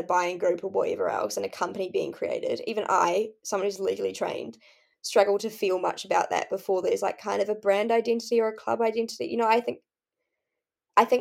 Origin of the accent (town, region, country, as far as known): Auckland, New Zealand; born or raised there